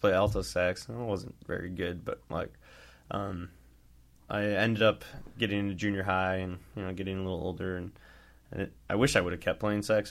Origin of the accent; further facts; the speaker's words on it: La Porte, Indiana, United States; I grew up in LaPorte. Went to New Prairie High School